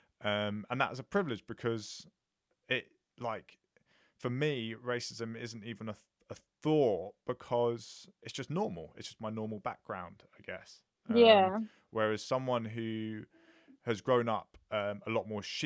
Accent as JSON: {"language": "English", "town": "Watford", "region": "East of England", "country": "United Kingdom", "tie": "born or raised there", "said": "I went to a secondary school, so I'm from Watford"}